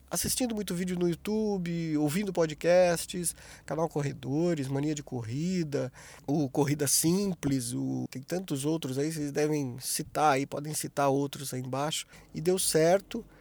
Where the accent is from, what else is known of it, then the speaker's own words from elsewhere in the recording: Taubaté, São Paulo, Brazil; now in Joinville, Brazil; eu nasci em Taubaté, né, no interior de São Paulo